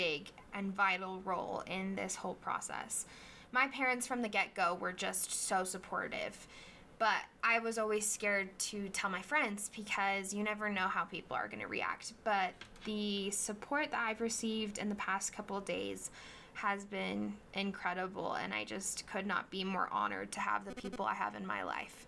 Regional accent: Draper, Utah, United States; I was raised here in Draper, Utah

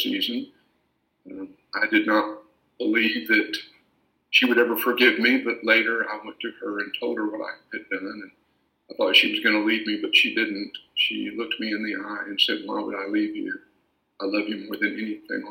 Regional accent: Paris, Texas, United States; I was born and raised in Paris, Texas

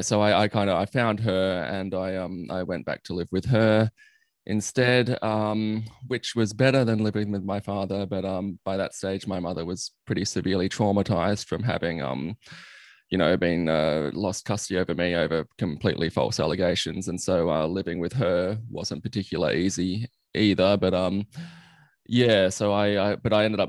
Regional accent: Sydney, New South Wales, Australia; also born or lived in Armidale; I grew up in Sydney

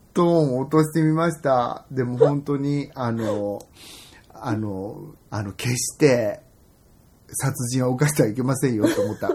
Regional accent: Ise-Shima, Mie, Japan; moved away; 伊勢志摩っていうさ、うん今思えばもう本当に美しいとこで育った

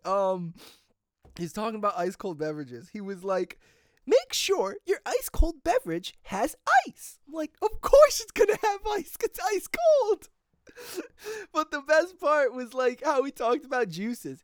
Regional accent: New Milford, United States; my hometown, New Milford

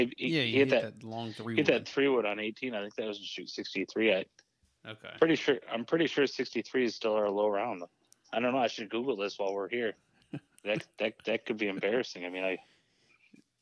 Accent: New York, United States; This is my home state

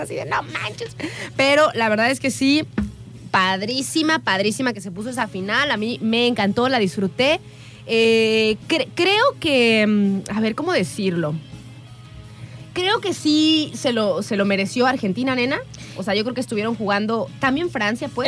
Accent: Coatepec, Veracruz, Mexico; moved away; allá me crié, en Coatepec

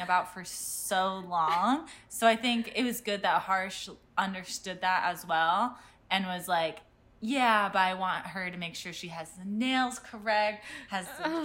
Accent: Cleveland, Ohio, United States; I'm from Cleveland, Ohio

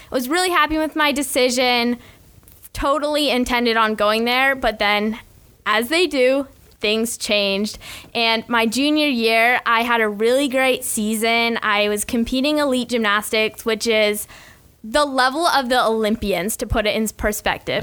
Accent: Ann Arbor, Michigan, United States; moved away as an adult; now in Gainesville, United States; my growing up days in Ann Arbor, Michigan

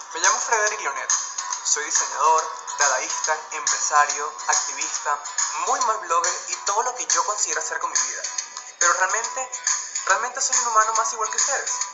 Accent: Venezuela; now in Colombia; actualmente vivo en Colombia, soy venezolano

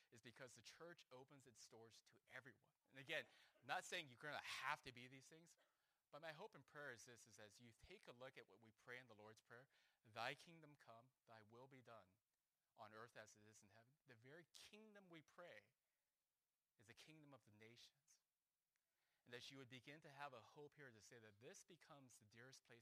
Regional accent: Huntington Beach, California, United States; now in Philadelphia, United States; I grew up in Huntington Beach, California

